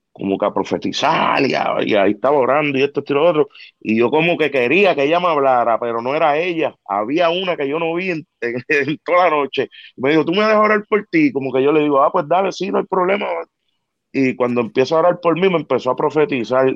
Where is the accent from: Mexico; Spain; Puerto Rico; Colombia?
Puerto Rico; Ponce; Yo era como que un cantante local en mi pueblo, allá en Ponce. Yo soy del área sur de allá de Ponce